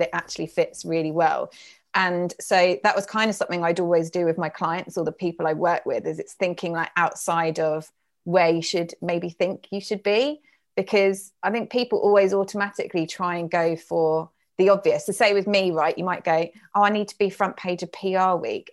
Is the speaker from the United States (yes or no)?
no; United Kingdom